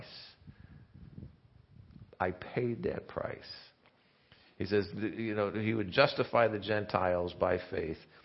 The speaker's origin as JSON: {"language": "English", "region": "Indiana", "country": "United States", "said": "I'm from Indiana"}